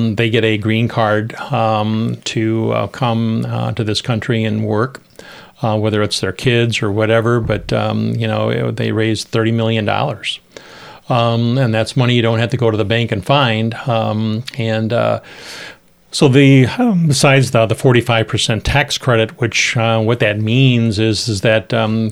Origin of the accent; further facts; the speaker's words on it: Rockford, Illinois, United States; when I was growing up in Churchill Park, I played in that Keith Creek